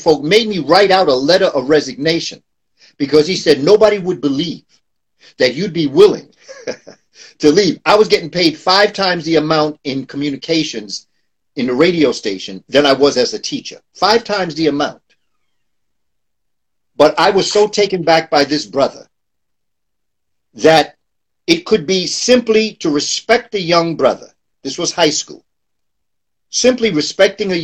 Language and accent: English; New York City, New York, United States; born and raised in New York, grew up in the Amsterdam Projects down by Lincoln Center